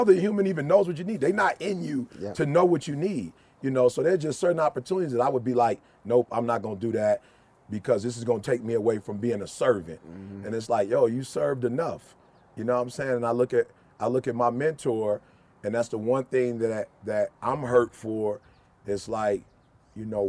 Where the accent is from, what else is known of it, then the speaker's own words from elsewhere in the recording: United States; also born or lived in Chicago, Illinois / Detroit, Michigan; I'm from Chicago and Detroit